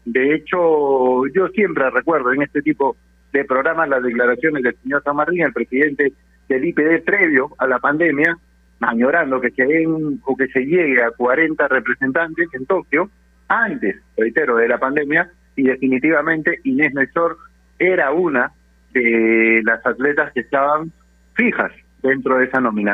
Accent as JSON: {"language": "Spanish", "country": "Peru", "said": "somos todos peruanos"}